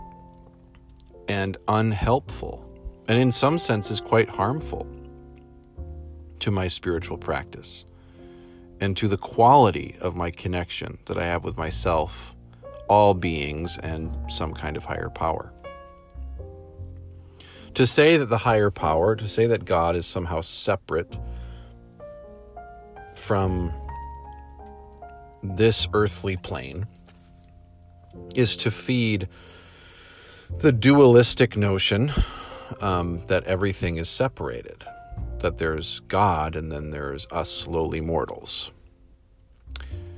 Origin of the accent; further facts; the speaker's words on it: United States; I'm an American human